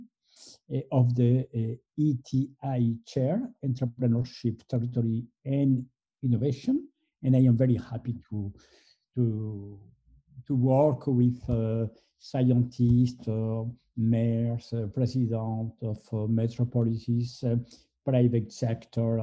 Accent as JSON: {"language": "English", "country": "Colombia", "tie": "born or raised there", "moved": "as an adult", "lives_now": "Paris, France", "said": "I was born in Colombia, in South America, and I arrived in France when I was 20."}